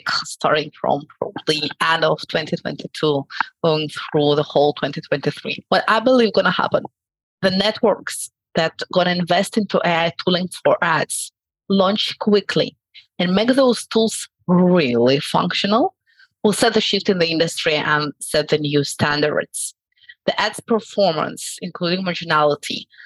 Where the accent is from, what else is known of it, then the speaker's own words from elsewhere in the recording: Tel Aviv, Tel Aviv District, Israel; I'm from Tel Aviv, Israel